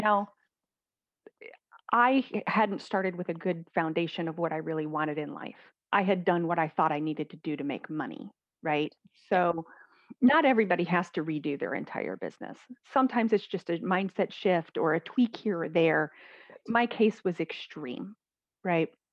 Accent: Midwest, United States; I was raised in the Midwest in the United States

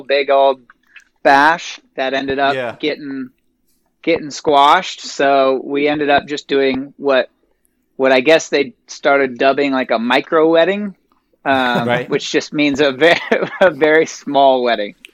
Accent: Phoenix, Arizona, United States; I was born and raised here in Phoenix

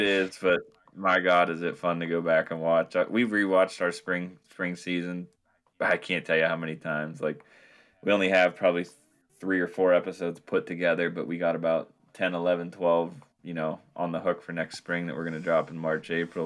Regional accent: Northwest Pennsylvania, United States; I'm up from Northwest Pennsylvania, just thirty minutes south of Lake Erie

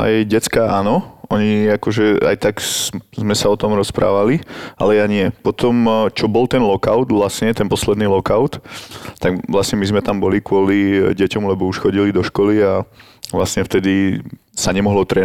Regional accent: Slovakia; máš tam nejakých známych, ale nikdy to nebude s tými Američanmi, alebo Kanadianmi také, ako je to tu doma na Slovensku.

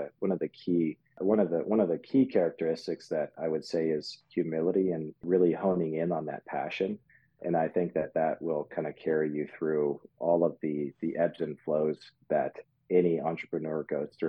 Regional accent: Germany; born there; I would probably have to say that I was born in Germany.

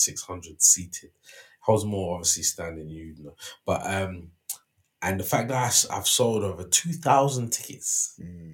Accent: London, United Kingdom; I'm from West London. I've grown up walking past Hammersmith Apollo from a young child to a teen.

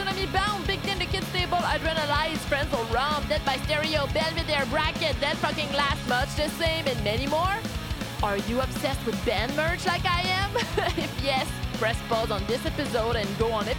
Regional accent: Canada; I'm from Canada

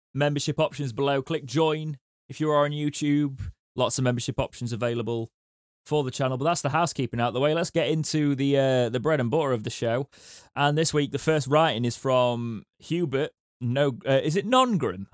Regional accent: United Kingdom; we're British.

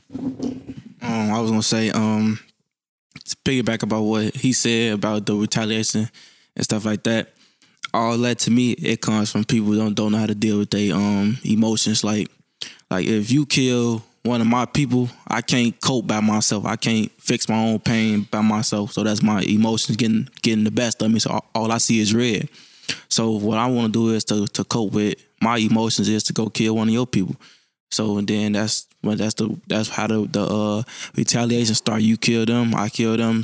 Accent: Chicago, Illinois, United States; I'm from Chicago, Illinois, Southside. I grew up on, um, eighty-first and Sangamon

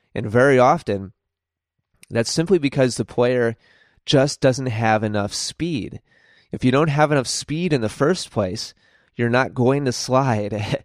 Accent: United States

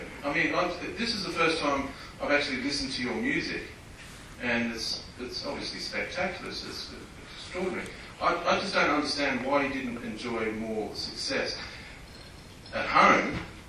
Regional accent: Goulburn, New South Wales, Australia; I was 12 years old in 1978. I grew up in Goulburn, near Canberra.

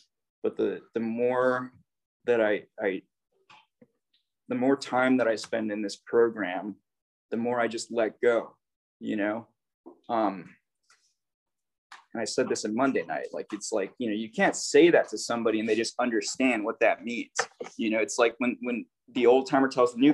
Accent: Hawaii, United States; I'm from Hawaii

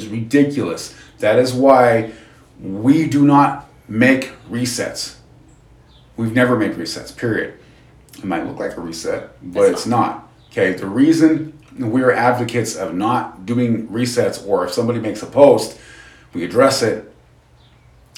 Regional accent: Utah, United States; we're from Utah, so we have two Independence Days pretty much.

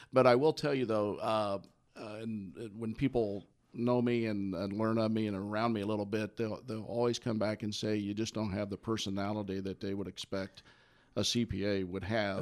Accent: Midwest, United States; also born or lived in Indiana; I grew up in the Midwest, uh, graduate of, uh, Indiana and, uh, Purdue Universities

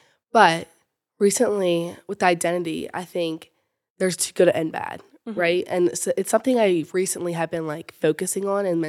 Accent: Fallston, Maryland, United States; I'm from Fallston, Maryland, and I'm a freshman at the University of Alabama.

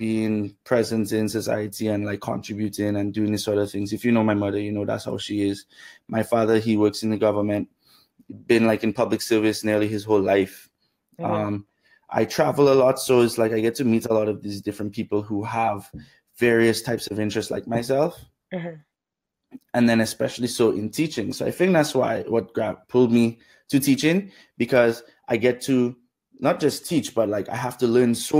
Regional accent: Dominica; moved away; also born or lived in Canada; Grew up in Dominica

